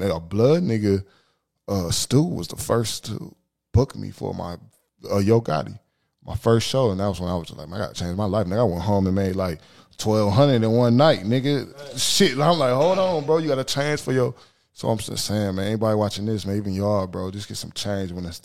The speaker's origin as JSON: {"language": "English", "town": "Toledo", "region": "Ohio", "country": "United States", "said": "we're from Toledo, Ohio"}